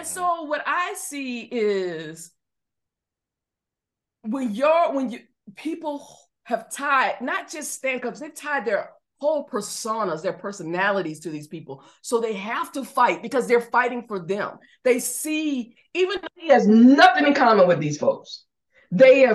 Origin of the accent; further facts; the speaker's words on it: Georgia, United States; I'm from Georgia